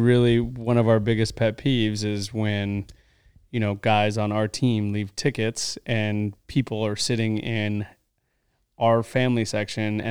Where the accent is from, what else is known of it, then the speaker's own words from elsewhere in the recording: Southern California, United States; I'm from Southern California